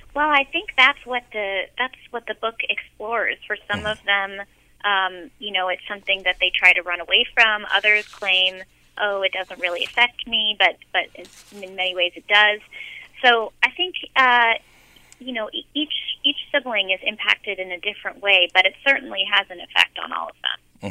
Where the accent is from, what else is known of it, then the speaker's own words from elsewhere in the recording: San Francisco, California, United States; I grew up in San Francisco